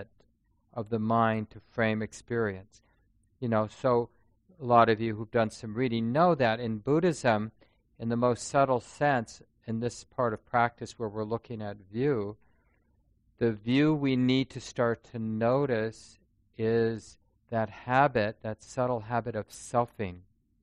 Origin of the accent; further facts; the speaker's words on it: Minneapolis, Minnesota, United States; I grew up in North Minneapolis